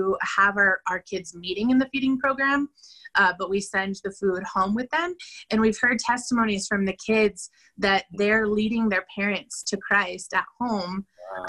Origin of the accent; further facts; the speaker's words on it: Denver, Colorado, United States; moved away as an adult; now in San Pedro Sula, Honduras; I'm from Denver, but I've been living in Honduras, San Pedro Sula, for the last